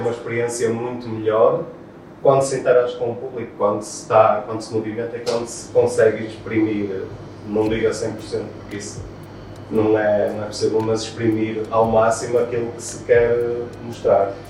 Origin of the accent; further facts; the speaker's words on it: Porto, Norte, Portugal; sou do Porto e sou beatboxer